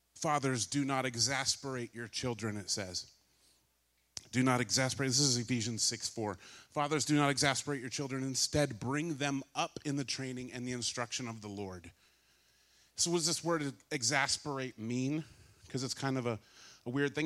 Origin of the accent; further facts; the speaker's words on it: California, United States; I grew up in California